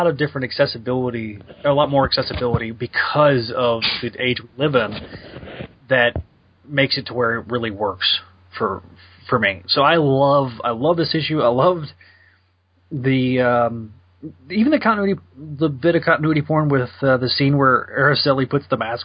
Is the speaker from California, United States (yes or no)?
no; Texas, United States; I am from Texas